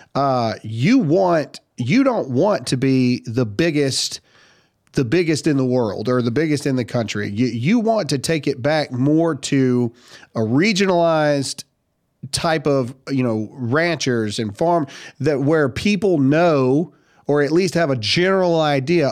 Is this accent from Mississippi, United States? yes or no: yes; Mississippi, United States; now in South Carolina, United States; I was born and raised in Mississippi. I'm a Southern, Southern to my core here.